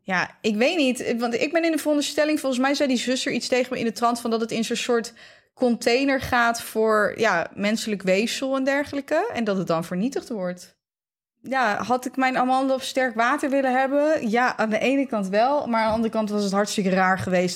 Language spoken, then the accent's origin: Dutch; Netherlands; wij als Nederlanders